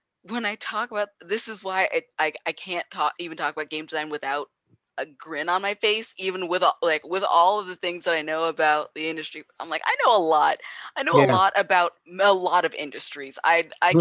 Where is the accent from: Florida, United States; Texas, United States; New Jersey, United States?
New Jersey, United States; I'm also from New Jersey